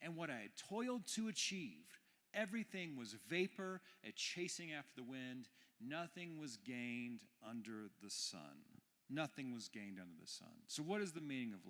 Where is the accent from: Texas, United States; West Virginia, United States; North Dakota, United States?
Texas, United States; I'm from Texas, so I called her Meemaw